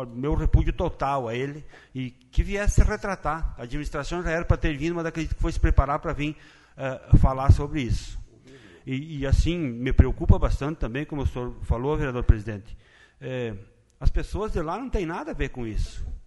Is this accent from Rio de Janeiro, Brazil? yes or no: no; Lagoa Vermelha, Rio Grande do Sul, Brazil; Aqui no nosso município e na terra onde eu me criei